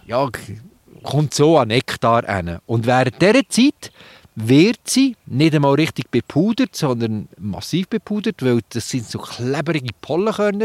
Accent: Switzerland; bei uns in der Schweiz

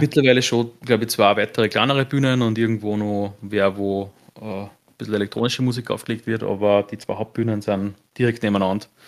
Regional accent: Austria; bei uns in Österreich

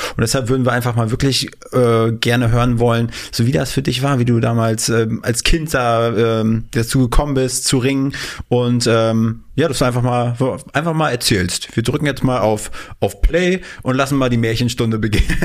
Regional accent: the East, eastern Germany, Germany; moved away; wir kommen aus dem goldenen Osten, äh, auch aus einer Kleinstadt

